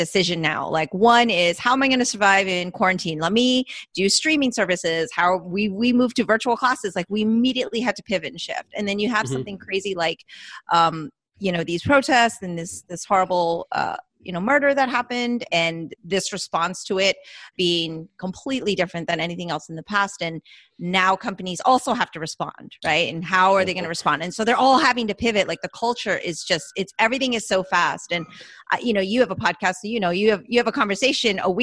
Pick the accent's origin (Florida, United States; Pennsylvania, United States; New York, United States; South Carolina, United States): Florida, United States; I'm from Florida